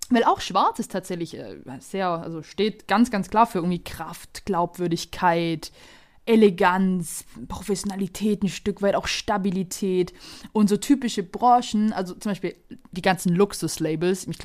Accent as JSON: {"language": "German", "town": "Tettnang", "region": "Baden-Württemberg", "country": "Germany", "said": "Ravensburg ist tatsächlich, bevor ich hier Ärger kriege, nicht meine Heimatstadt. Ich komme aus Tettnang."}